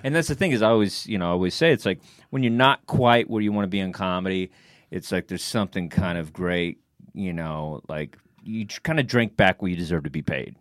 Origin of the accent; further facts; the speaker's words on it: Texas, United States; now in New York, United States; I'm from Texas